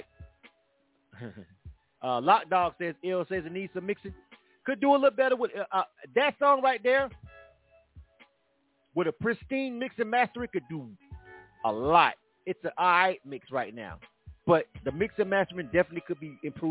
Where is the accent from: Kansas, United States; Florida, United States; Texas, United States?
Florida, United States; Panama City; I'm from Panama City